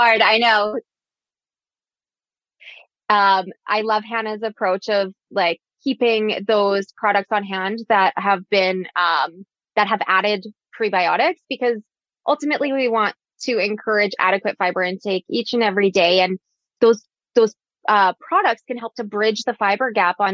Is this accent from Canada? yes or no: yes; Alberta, Canada; I'm from Alberta